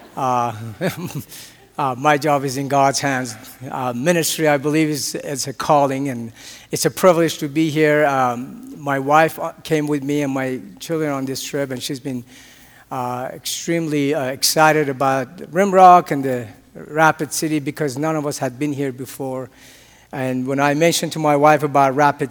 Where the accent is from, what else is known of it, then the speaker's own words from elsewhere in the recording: Tehran, Tehran Province, Iran; moved away; I was born and raised, as I mentioned before, in a country that is very peaceful, loves everybody. We get along with everybody. And that country happens to be Iran. And I was born in Tehran.